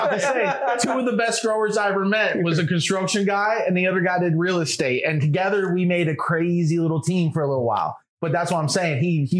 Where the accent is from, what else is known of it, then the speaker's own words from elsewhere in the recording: Florida, United States; moved away; also born or lived in Colorado; But honestly, coming from the East Coast, because I'm originally from Florida, right? I did my stint over there, and then I moved out here like 7 years. I was in Colorado for a while